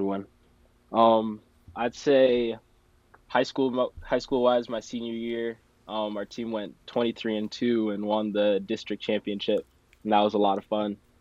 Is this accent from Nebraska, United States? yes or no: yes; Lincoln, Nebraska, United States; moved away as an adult; now in Morris, United States; I'm from Lincoln, Nebraska.